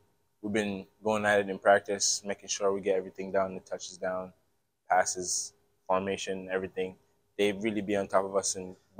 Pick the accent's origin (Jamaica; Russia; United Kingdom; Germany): Jamaica; also born or lived in Bronx, New York; now in Scranton, United States; I'm originally from Jamaica.